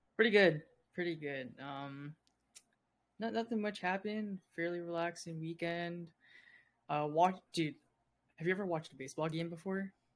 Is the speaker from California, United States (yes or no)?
yes; San Diego, California, United States; I was born in San Diego